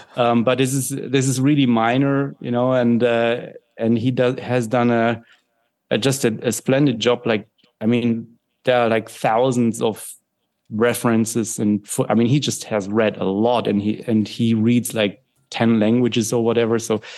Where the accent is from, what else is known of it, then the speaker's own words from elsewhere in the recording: Germany; English is a second language; And since I grew up in Germany, you know, very much in the in this milieu, you know, that was shaped and shaping these things, I'm very interested in that kind of thing.